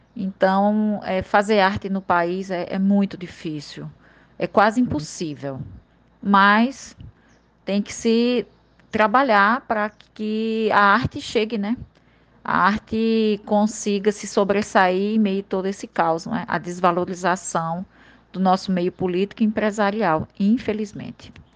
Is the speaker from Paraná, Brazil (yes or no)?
no; Princesa Isabel, Paraíba, Brazil; now in João Pessoa, Brazil; da minha terra lá do interior de Princesa